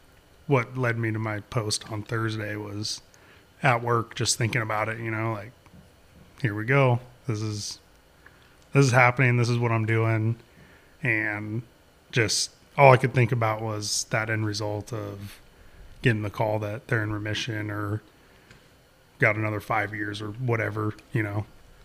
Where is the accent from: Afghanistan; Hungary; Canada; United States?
United States; Shady Cove, Oregon; Here in Southern Oregon, in okay. Shady Cove, Eagle Point, Central Point area.